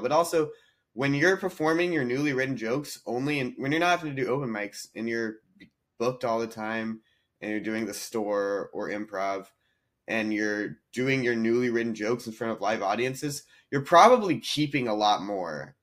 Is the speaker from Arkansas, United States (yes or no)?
no; North Carolina, United States; moved away as an adult; also born or lived in Nashville, Tennessee; I grew up in North Carolina